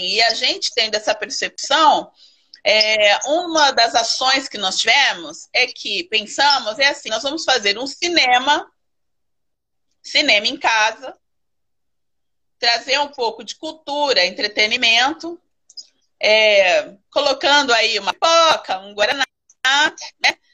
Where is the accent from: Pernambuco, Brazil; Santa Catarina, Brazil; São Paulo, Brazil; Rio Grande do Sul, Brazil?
São Paulo, Brazil; now in Guapimirim, Brazil; sou natural de São Paulo, mas eu escolhi o Rio de Janeiro para morar, e especificamente agora em Guapimirim